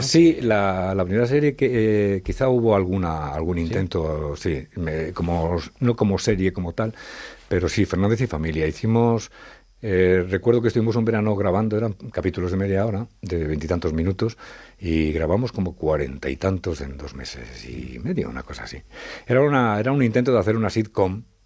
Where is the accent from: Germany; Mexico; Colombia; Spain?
Spain; Madrid, Community of Madrid; born or raised there; also born or lived in Zaragoza